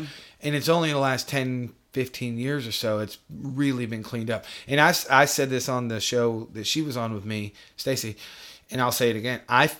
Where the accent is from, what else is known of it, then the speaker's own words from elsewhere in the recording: New York, United States; I was born in New York